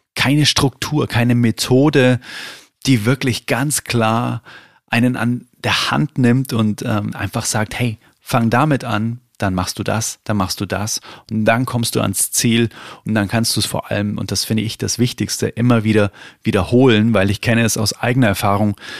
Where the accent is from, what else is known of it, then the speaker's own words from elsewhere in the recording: Bavaria, Germany; bei uns in Bayern